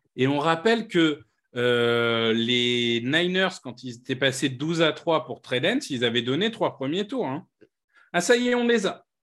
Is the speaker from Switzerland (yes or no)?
no; Amiens, Hauts-de-France, France; Amiens, ma ville natale